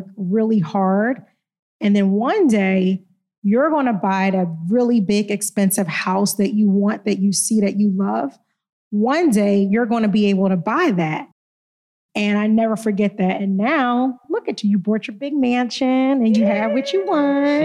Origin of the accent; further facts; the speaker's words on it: Philadelphia, Pennsylvania, United States; moved away as an adult; growing up in Philly